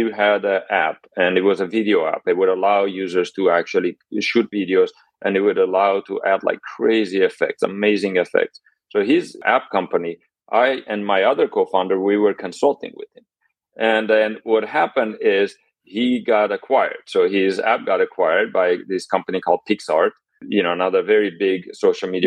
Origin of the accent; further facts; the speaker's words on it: Armenia; now in United States; I'm Armenian, displaced here in the United States. So I actually was born in Armenia, and here I am in the United States, been here for about 30 years